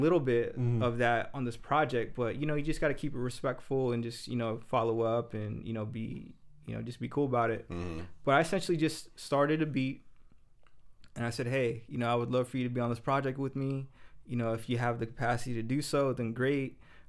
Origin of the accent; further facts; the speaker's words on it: Maryville, United States; Yeah, I grew up in Maryville, but that wasn't me.